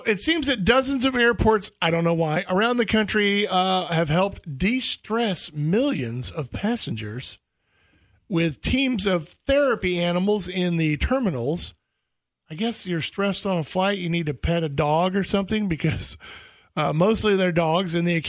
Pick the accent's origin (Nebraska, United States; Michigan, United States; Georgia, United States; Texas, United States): Texas, United States; East; When I was a kid, when I was a little bitty kid and growing up in East Texas